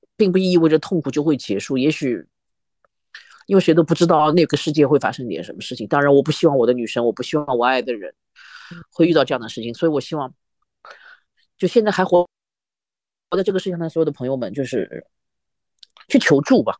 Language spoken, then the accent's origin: Chinese; Shanghai, China; 我们上海话有句叫“母窟窿”